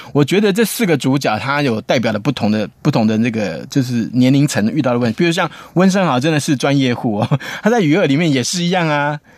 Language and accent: Chinese; Taiwan; 我们台湾人